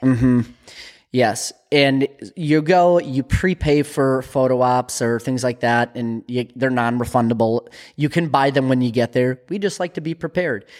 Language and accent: English; United States; We're from Minnesota, North Dakota